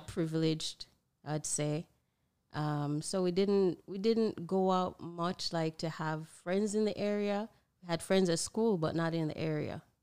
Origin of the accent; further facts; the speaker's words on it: Broad Creek, Jamaica; back in my hometown, Broad Creek